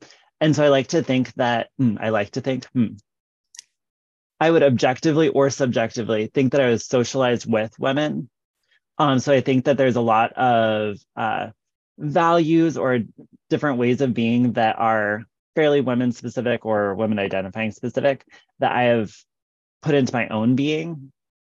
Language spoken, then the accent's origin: English; West Des Moines, Iowa, United States; moved away as an adult; also born or lived in Philadelphia / Japan; now in Iowa City, United States; I'm actually from West Des Moines, which is west of Des Moines, the capital of Iowa. So my family's all here.